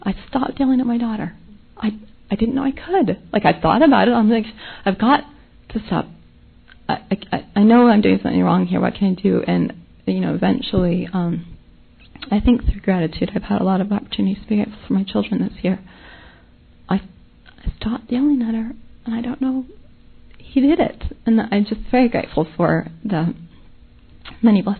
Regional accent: Nashville, Tennessee, United States; I'm from Nashville

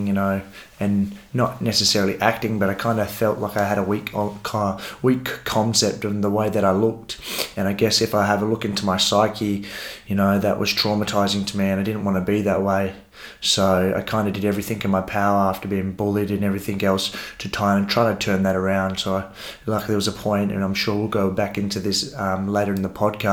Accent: Rockingham, Western Australia, Australia; We grew up in Coolangup

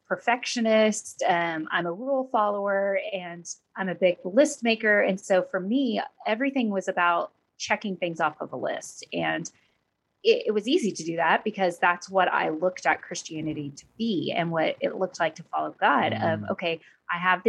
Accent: Oklahoma, United States; moved away as an adult; also born or lived in Southern California; now in Texas, United States; I actually grew up in Oklahoma

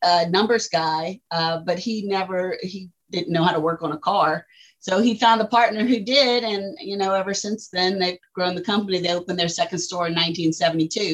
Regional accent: Morgan City, Louisiana, United States; we're from Morgan City, Louisiana

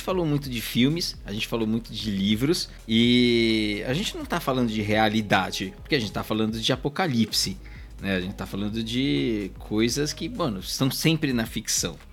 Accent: Brazil; nós três somos brasileiros, eu sou o único no Brasil

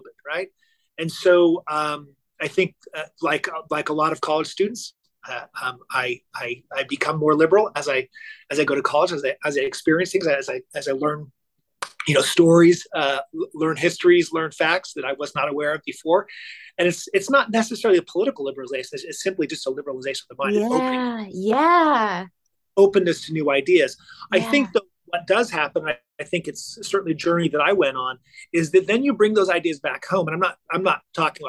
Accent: Orange County, California, United States; I grew up in Orange County, California in the 1980s.

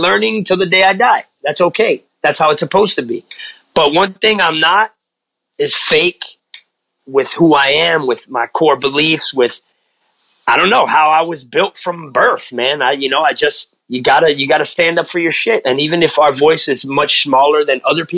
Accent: United States; I was born in America, but my mom's from Cuba. My dad's from Colombia

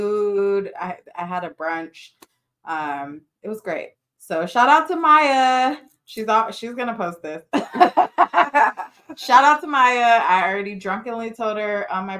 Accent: Carson, California, United States; also born or lived in Orange County, California; We moved from Orange County to Carson to my childhood home

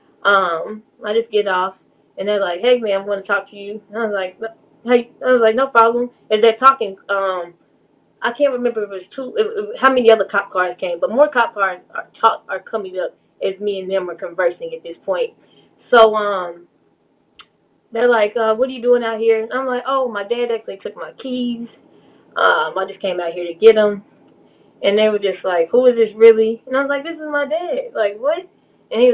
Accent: Dallas, Texas, United States; I am born and raised in Dallas, Texas, in Hamilton Park

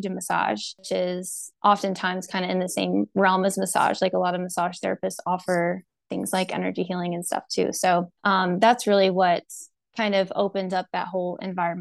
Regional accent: Raymore, Missouri, United States; also born or lived in Kansas City; I was born in Kansas City, grew up in Raymore

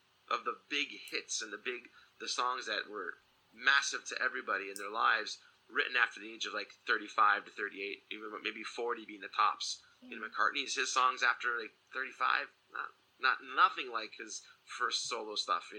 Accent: Michigan, United States; moved away; back where I grew up in Michigan

